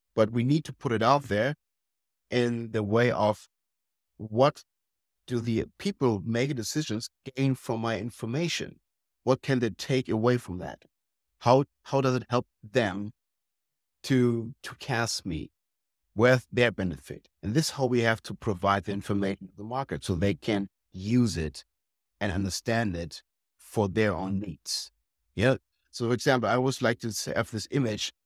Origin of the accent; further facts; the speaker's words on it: Germany; we Germans